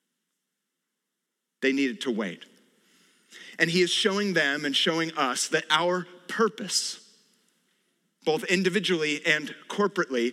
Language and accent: English; California, United States; I was born and raised in California